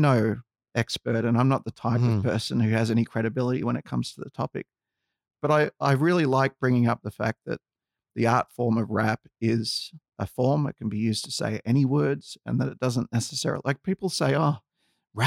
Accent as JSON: {"language": "English", "country": "Australia", "tie": "born or raised there", "said": "Growing up in Australia, I was a little bit lucky because I was exposed to a lot of cultures"}